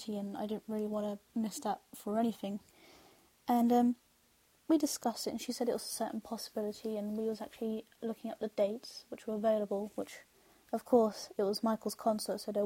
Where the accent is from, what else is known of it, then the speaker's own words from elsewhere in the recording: London, United Kingdom; I'm from London